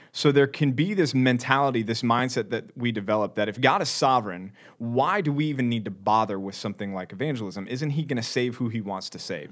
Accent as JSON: {"language": "English", "town": "Dallas", "region": "Texas", "country": "United States", "said": "I'm from Dallas, Texas"}